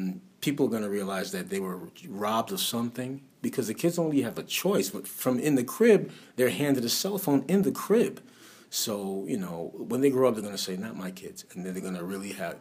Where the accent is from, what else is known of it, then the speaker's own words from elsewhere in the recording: New York City, New York, United States; I was raised in Brooklyn